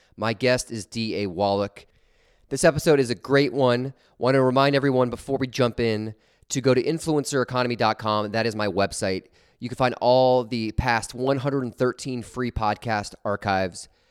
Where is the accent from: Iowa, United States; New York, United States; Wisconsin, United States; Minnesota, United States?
Iowa, United States; Des Moines; where I grew up in Des Moines